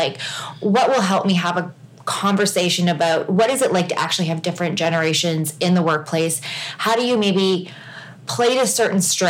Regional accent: Canada; I say Z because I'm Canadian

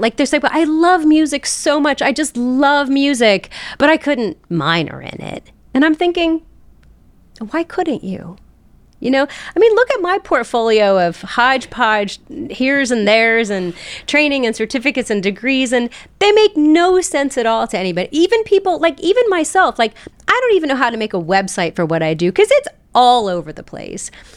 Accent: South Charleston, West Virginia, United States; I was born and raised in South Charleston, West Virginia.

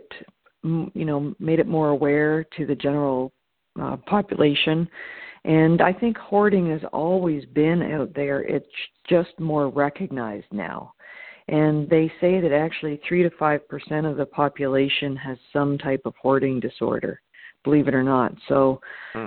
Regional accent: Toronto, Ontario, Canada; moved away as an adult; now in Los Angeles, United States; I'm originally from Toronto, Canada.

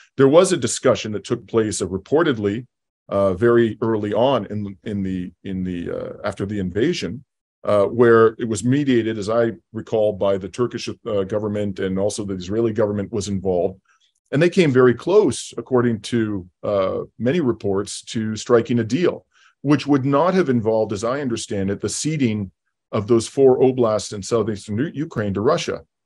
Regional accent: London, Ontario, Canada; my hometown of London, Ontario

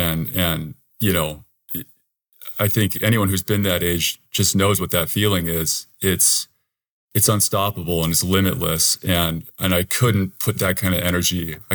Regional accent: Tacoma, Washington, United States; I'm from Tacoma, Washington, and I'm currently a banker in Tacoma.

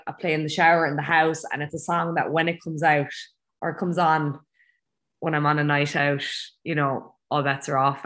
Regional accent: Ireland; moved away as an adult; also born or lived in Abu Dhabi; now in Chiang Mai, Thailand; I'm the only Irish person in the gym right now

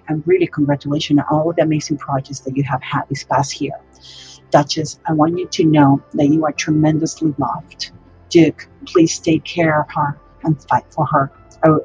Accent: Dominican Republic; now in United States; I am from the Dominican Republic, but live in the U.S.

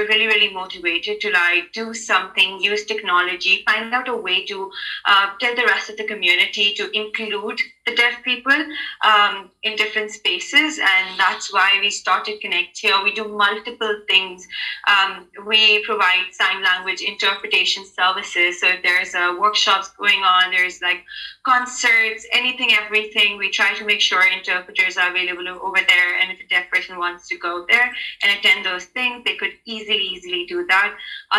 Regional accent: Karachi, Sindh, Pakistan; first language sign language; English is a second language; I live in Pakistan. I'm from Karachi, Pakistan

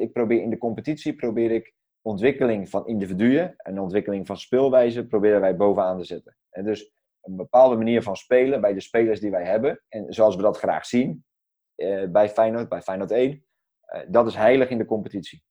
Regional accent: Netherlands; als, als Nederlanders en als, als Europeanen

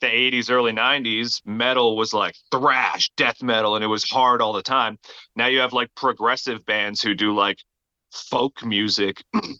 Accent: Newfoundland and Labrador, Canada; now in Alberta, Canada; And then I moved to Alberta from Newfoundland. I'm Canadian, by the way, for anybody who didn't know that already.

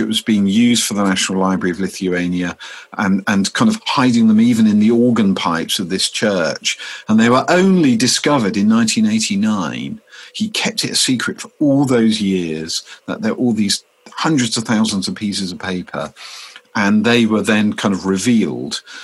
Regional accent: Deal, South East England, United Kingdom; my hometown of Deal's public library

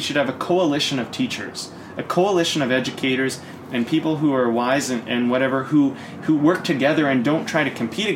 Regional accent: Coquitlam, British Columbia, Canada; when I grew up in Coquitlam

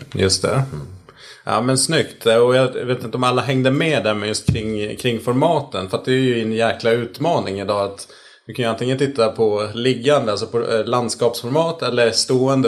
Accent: Sweden; som svensk

